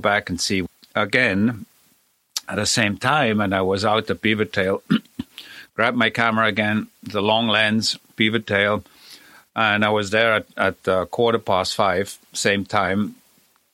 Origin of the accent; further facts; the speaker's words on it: Switzerland; moved away; I was born in Switzerland